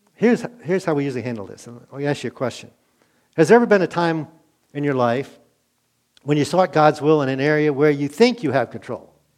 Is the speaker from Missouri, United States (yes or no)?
no; Glen Burnie, Maryland, United States; also born or lived in Middletown, Maryland / Wake Forest, North Carolina; I grew up in Glen Burnie